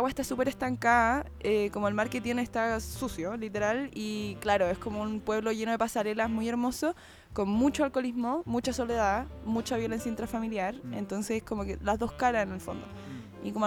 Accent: Santiago, Santiago Metropolitan Region, Chile; no, pero en serio. somos los de Santiago.

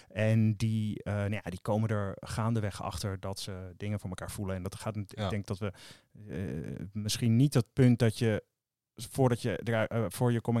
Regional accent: Veluwe, Gelderland, Netherlands; in mijn omgeving waar ik vandaan kom, natuurlijk de Veluwe.

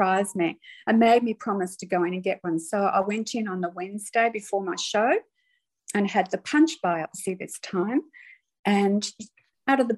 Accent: Melbourne, Victoria, Australia; moved away as an adult; when I was eight, Dad moved us all to Melbourne. He was a teacher. And we lived there until I decided to go overseas when I was 20

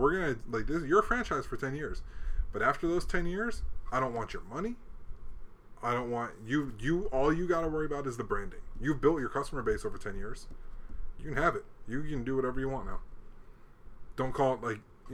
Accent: Hawaii, United States; also born or lived in Chicago; now in Arizona, United States; I live in Arizona and I grew up in Hawaii

